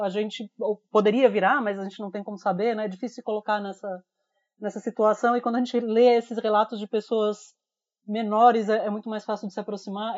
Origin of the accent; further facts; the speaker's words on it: Brazil; como brasileiro